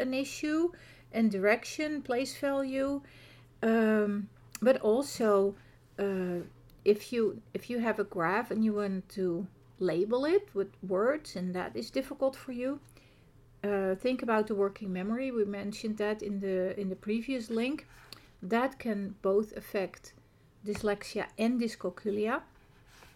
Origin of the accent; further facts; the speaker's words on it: Netherlands; accent: Dutch; first language Dutch; English is a second language; coming from the Netherlands, as you can hear from my accent